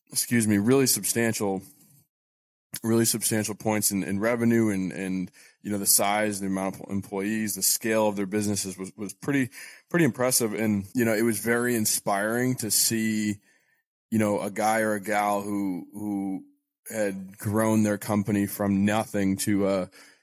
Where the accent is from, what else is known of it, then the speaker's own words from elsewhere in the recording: Portland, Maine, United States; moved away as an adult; also born or lived in New Hampshire / South Boston; now in Boston, United States; I was born and raised in Portland, Maine, and I went to college in New Hampshire, but I'm based in South Boston now